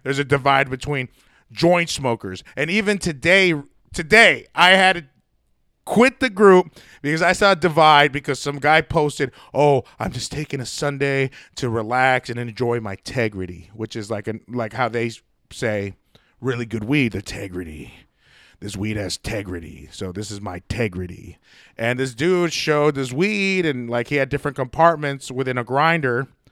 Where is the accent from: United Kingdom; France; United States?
United States; I'm an American